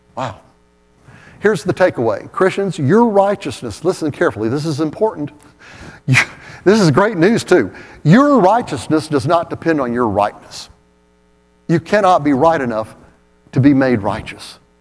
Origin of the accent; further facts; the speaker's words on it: Oak Ridge, Tennessee, United States; that little church I grew up in in Oak Ridge